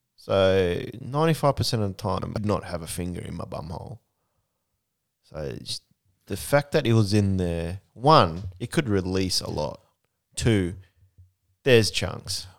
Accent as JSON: {"language": "English", "country": "Japan", "tie": "born or raised there", "moved": "yes", "lives_now": "New Zealand", "said": "I grew up in Japan, over there"}